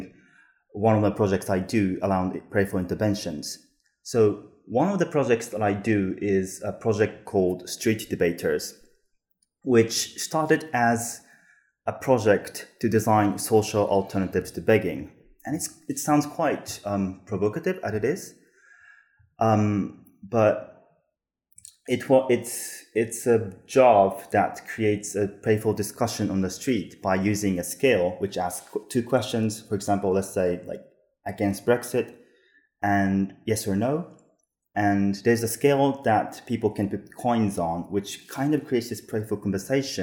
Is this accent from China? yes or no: no; Japan; now in Amsterdam, Netherlands; I'm also originally from Japan, and I am interaction designer / design researcher now based in Amsterdam.